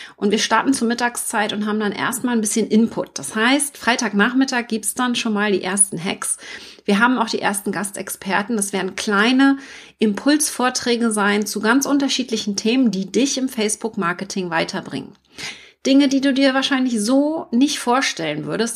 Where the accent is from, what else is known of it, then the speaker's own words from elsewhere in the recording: Mecklenburg-Vorpommern, Germany; also born or lived in Hamburg; Ich komme aus Mecklenburg